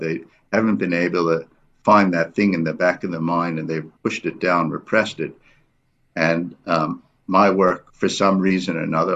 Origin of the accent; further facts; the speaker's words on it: New York City, New York, United States; moved away as an adult; also born or lived in Berkeley, California; now in South Africa; I grew up in New York City, um, went to high school there